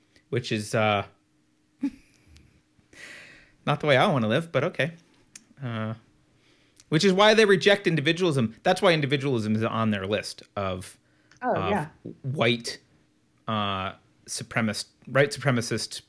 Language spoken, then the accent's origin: English; California, United States; I'm a Californian